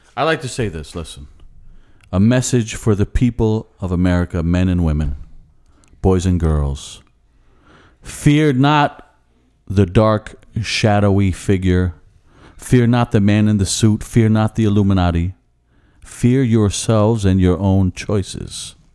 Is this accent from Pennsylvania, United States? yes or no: yes; Philadelphia, Pennsylvania, United States; accent: Philly; my Philly accent